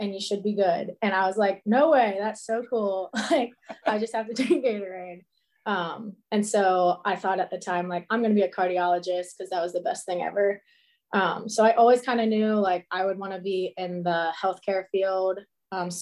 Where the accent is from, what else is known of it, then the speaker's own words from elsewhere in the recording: Cincinnati, Ohio, United States; I'm from Cincinnati, Ohio